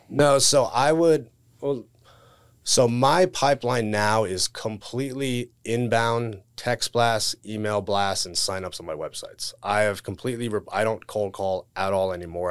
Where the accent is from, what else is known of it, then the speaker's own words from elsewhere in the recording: South Florida, United States; born and raised in South Florida